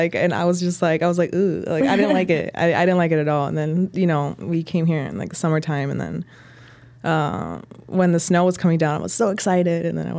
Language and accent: English; Durango, Mexico; moved away; also born or lived in Canatlán; I guess my life journey begins in Mexico. I'm from Durango, Mexico. Mm-hmm. So I was born there. We alternated living between, you know, the city of Durango and like a little pueblo, like rural mm-hmm. town called Canatlan.